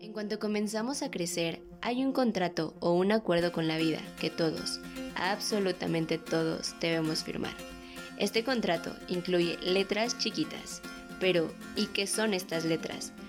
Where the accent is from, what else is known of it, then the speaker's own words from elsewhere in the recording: Mexico City, Mexico; soy de la Ciudad de México